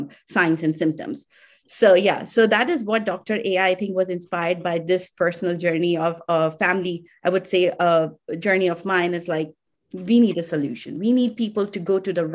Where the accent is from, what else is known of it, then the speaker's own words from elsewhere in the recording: India; I'm from India.